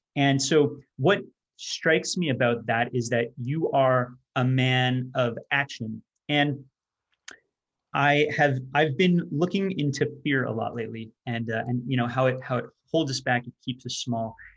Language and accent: English; Canada; I'm not American, I'm, I'm Canadian.